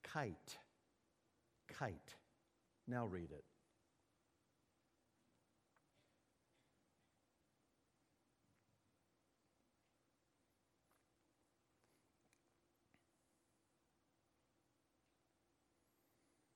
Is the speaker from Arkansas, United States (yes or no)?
no; Mississippi, United States; when I was a kid growing up in Mississippi and Martin Luther King was marching in the streets of my town